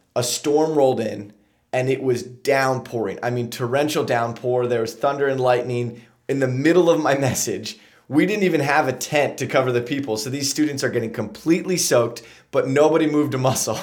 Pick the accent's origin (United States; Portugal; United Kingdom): United States; Lancaster, Pennsylvania; also born or lived in Huntington Beach, California; I grew up here in Lancaster